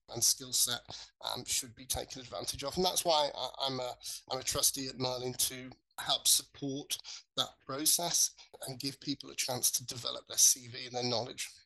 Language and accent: English; Birmingham, West Midlands, United Kingdom; ended up here at Birmingham, my hometown.